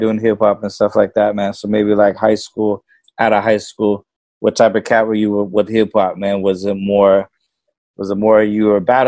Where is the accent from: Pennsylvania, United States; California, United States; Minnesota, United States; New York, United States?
California, United States; Norwalk; me growing up in Norwalk